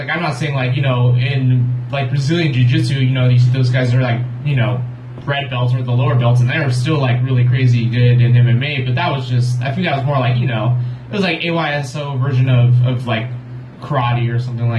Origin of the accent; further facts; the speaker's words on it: Long Beach, California, United States; So pretty much I've been in this area all my life.